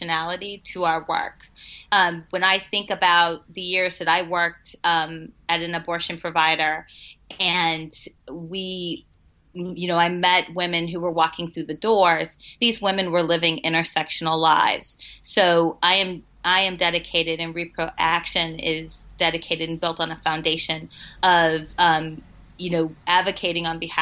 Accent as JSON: {"language": "English", "region": "Missouri", "country": "United States", "said": "my home state of Missouri"}